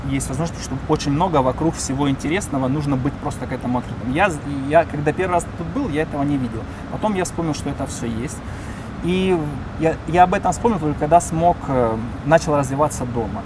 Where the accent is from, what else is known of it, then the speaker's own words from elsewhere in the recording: Donetsk, Donetsk Oblast, Ukraine; moved away as an adult; now in United States; Я в Донецке. Я из Донецка. В 2013 году я вернулся домой в Донецк